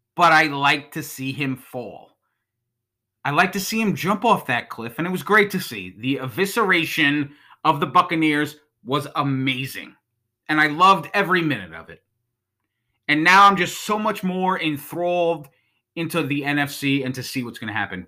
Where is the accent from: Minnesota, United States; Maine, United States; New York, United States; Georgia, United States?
New York, United States; Long Island; I grew up on Long Island in the nineties